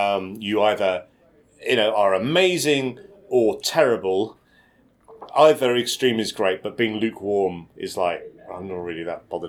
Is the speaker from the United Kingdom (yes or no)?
yes; United Kingdom; we're British